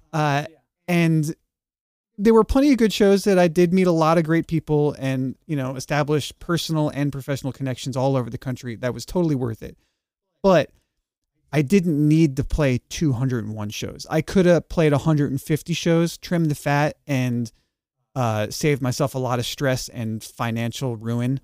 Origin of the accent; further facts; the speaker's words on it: Long Island, New York, United States; moved away as an adult; also born or lived in Texas; now in New York, United States; lots of, lots of Catholics in, in my hometown